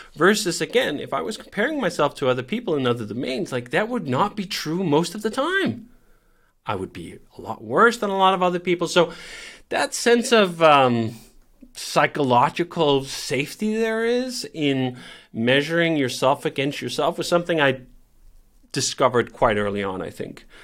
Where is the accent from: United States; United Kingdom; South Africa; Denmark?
Denmark; Copenhagen, Capital Region of Denmark; I grew up in Copenhagen